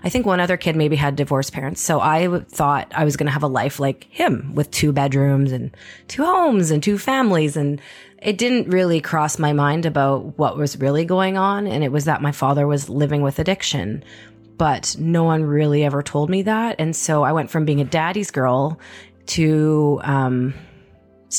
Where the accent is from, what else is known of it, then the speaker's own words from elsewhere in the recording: Winnipeg, Manitoba, Canada; moved away; also born or lived in Edmonton / Vancouver; I was born and raised in Winnipeg, Manitoba